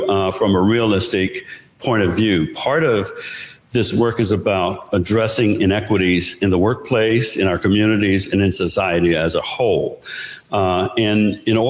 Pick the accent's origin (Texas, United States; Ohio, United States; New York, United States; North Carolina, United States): North Carolina, United States; moved away; I come from North Carolina. I grew up on a farm.